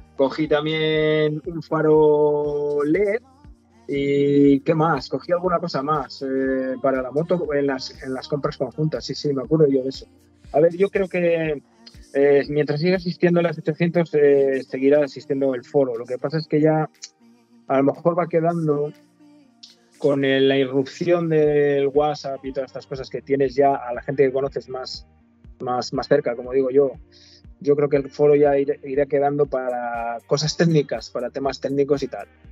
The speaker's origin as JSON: {"language": "Spanish", "town": "Zamora", "region": "Castile and León", "country": "Spain", "tie": "born or raised there", "said": "Soy de Zamora, vivo en Zamora, nací en Zamora, soy zamorano"}